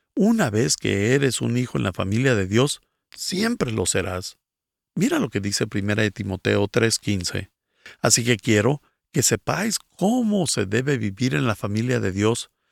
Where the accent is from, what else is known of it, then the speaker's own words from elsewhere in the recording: Guatemala; soy de Guatemala